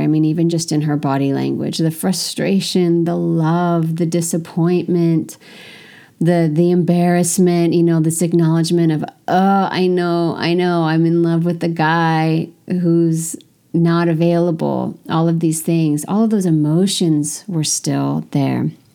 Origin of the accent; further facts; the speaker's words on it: United States; moved away as an adult; now in France; I'm an American